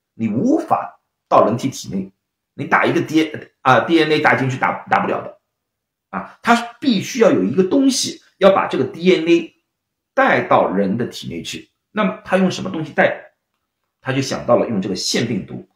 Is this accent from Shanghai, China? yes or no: yes; Shanghai, China; now in San Francisco, United States; 我是上海人，就是浦西浦东嘛